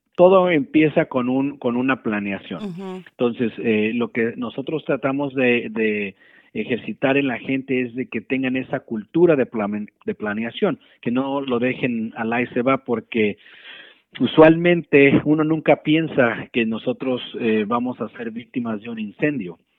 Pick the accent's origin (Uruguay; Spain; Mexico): Mexico; moved away; nosotros como, como cultura mexicana te puedo decir que eh, eh, donde yo crecí, pues mi mamá ponía un buró enfrente